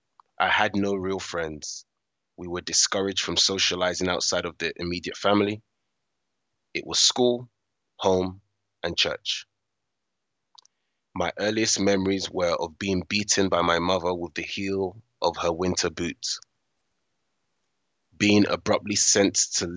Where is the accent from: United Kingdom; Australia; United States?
United Kingdom; born there; I'm a British-born West African male in my early 30s.